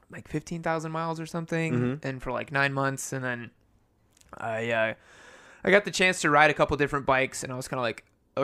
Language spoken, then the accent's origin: English; Brazil; so he, so, like, we're from Brazil. And so, like, he... this is, like, back in the 70s.